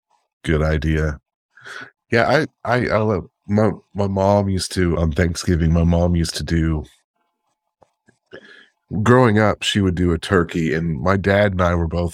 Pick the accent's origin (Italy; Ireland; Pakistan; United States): United States; the South; And we are from the South, and that's what we do here in the South, is we have cornbread dressing.